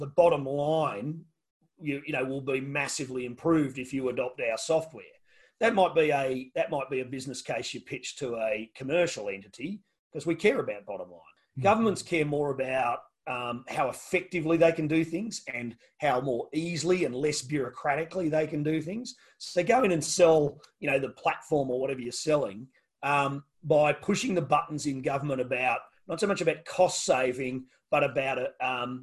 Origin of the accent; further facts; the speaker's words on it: Tasmania, Australia; I say I'm from Tasmania